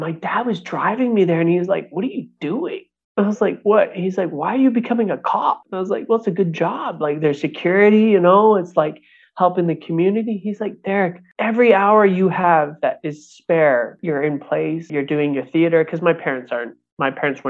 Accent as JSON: {"language": "English", "country": "Canada", "tie": "born or raised there", "also_born_or_lived": "Toronto", "said": "I grew up in a very rough area in the town that I grew up in Canada."}